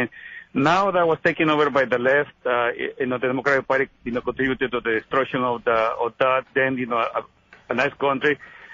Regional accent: El Salvador; now in California, United States; I just visited El Salvador. I'm from El Salvador. I just visited El Salvador.

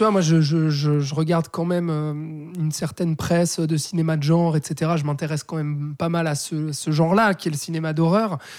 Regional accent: Switzerland; chez nous en Suisse

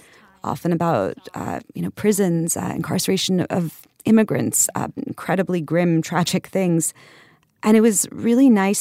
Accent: New York, United States; I'm from New York and I'm from Far Rockaway originally. And my family's lived here for like over 100 years on my mom's side and my dad's side since, you know, his dad immigrated, you know, to get a factory job in the 50s.

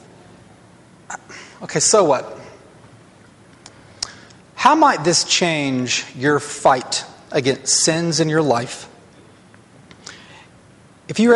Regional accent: North Alabama, United States; I grew up in North Alabama

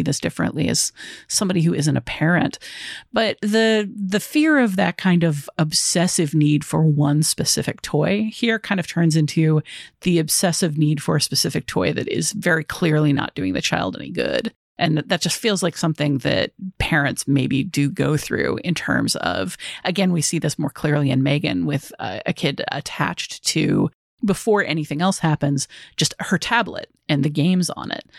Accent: Chicago, Illinois, United States; as a Chicagoan

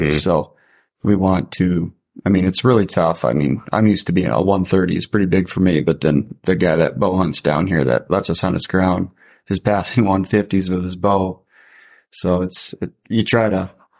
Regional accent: South Dakota, United States; I can buy a doe tag because I'm from South Dakota

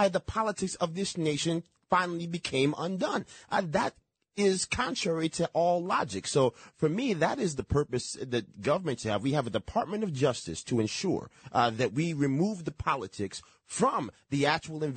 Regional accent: Yonkers, New York, United States; My hometown in Yonkers

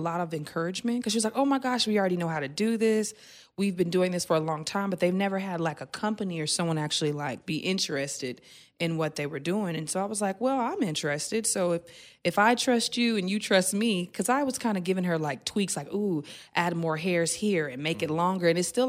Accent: Tulsa, Oklahoma, United States; I'm from a small town, so I'm from Oklahoma, and Tulsa, Oklahoma, to be exact, and not a lot of people come from that town and actually do something great.

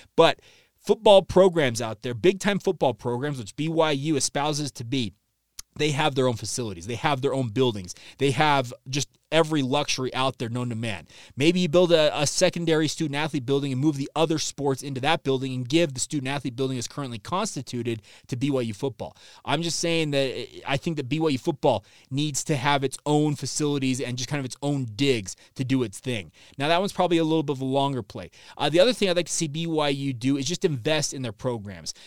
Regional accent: Orem, Utah, United States; I grew up in Orem as well

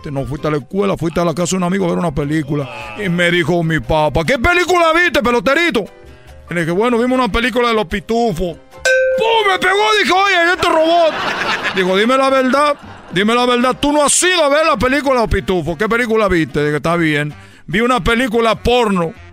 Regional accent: Cuba; Recuerden que yo soy de Cuba y que yo estoy comprometido a embarazar a mujeres mexicanas

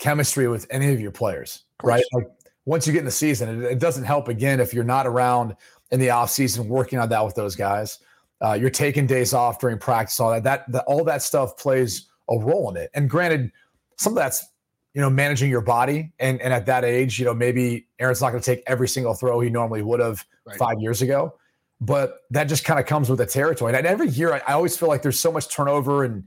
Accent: Midwest, United States; now in South Florida, United States; I'm from the Midwest

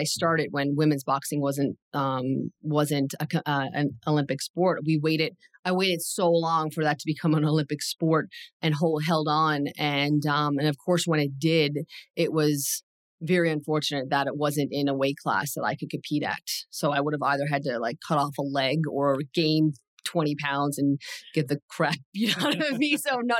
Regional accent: Newfoundland and Labrador, Canada; moved away; I'm from Newfoundland.

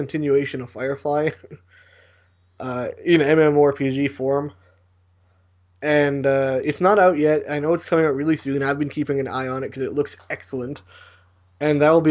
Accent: Canada; I'm Canadian

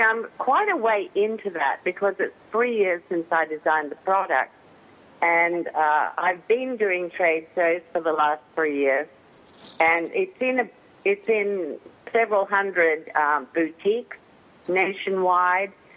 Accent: Australia; now in United States; I was born over there, and that's where my family lived. But I've been in the US since 71, so I'm more American than I am Australian.

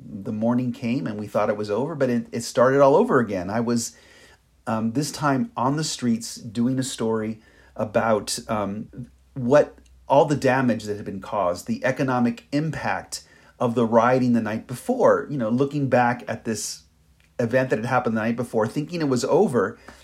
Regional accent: Los Angeles, California, United States; as a native of the city of Los Angeles

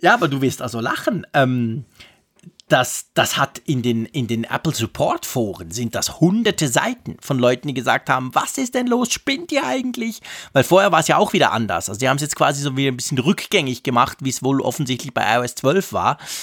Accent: Switzerland; bei uns in der Schweiz

